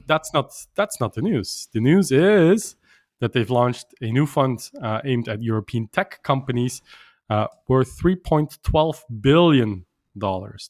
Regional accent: Brussels, Brussels-Capital Region, Belgium; they're based in Brussels, my hometown

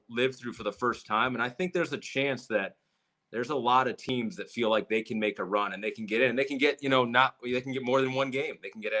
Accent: Michigan, United States; growing up in Michigan.

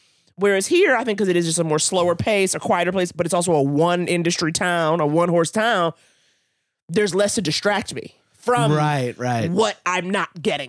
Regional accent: New York, United States; moved away as an adult; now in Los Angeles, United States; born and raised in New York.

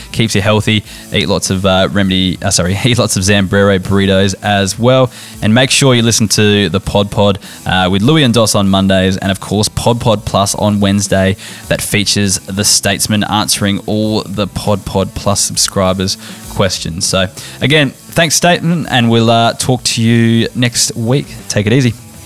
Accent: Barossa Valley, South Australia, Australia; born and raised in the Brossa Valley, German heritage

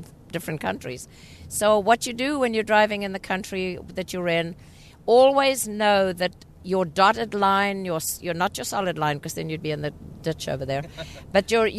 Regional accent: South Africa; also born or lived in England; now in United States; being a foreigner myself, I'm from South Africa, and I've driven obviously in South Africa and in England because I lived there for a while. And then I came to the States

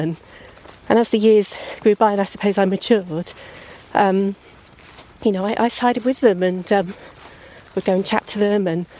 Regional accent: North Wessex Downs, South East England, United Kingdom; also born or lived in Pangbourne / Greenham; I've grown up in the area

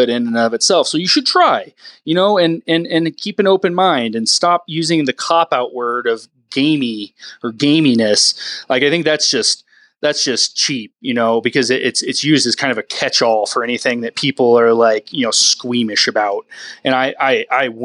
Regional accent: Whidbey Island, Washington, United States; moved away; I grew up on Whidbey Island, northwest of Seattle

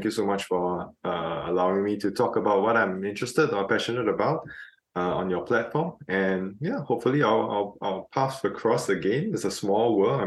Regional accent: Singapore; I was coming from Singapore

